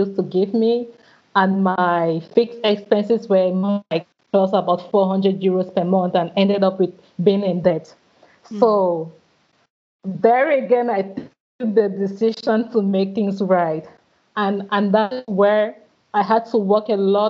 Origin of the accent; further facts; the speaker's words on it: Cameroon; moved away as an adult; also born or lived in Rennes, France; When I left my country, my home country, Cameroon, to go to France for my studies